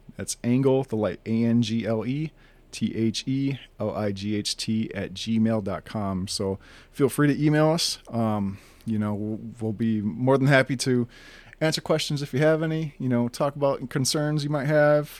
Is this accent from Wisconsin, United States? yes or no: yes; northern Wisconsin, United States; also born or lived in Green Bay, Wisconsin; I was born in Green Bay, Wisconsin, and, uh, I was, you know, raised Lutheran. Uh, we grew up, you know, throughout my youth. Uh, in northern Wisconsin, about an hour north of Green Bay